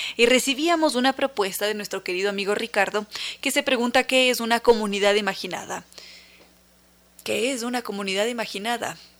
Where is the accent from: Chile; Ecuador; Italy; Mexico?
Ecuador; somos ecuatorianos